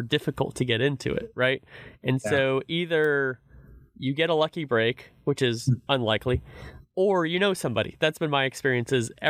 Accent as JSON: {"language": "English", "town": "Reedley", "region": "California", "country": "United States", "tie": "born or raised there", "said": "I grew up in Reedley, California, which is like 30 minutes outside of Fresno"}